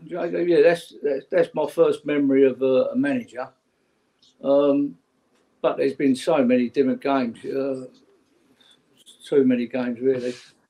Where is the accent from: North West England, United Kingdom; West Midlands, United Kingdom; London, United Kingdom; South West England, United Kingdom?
London, United Kingdom; Well, we come from Old Kent Road as a family, and I lived up Pepys Hill most of my younger life on Omni Road.